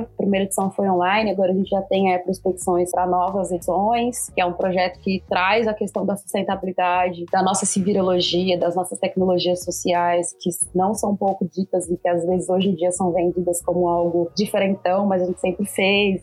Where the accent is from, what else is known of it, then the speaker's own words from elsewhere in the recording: Machado, Minas Gerais, Brazil; now in São Paulo, Brazil; Minha cidade é uma cidade com é, um patrimônio imaterial muito forte, são as Congadas, eu sou de Machado, sul de Minas, Minas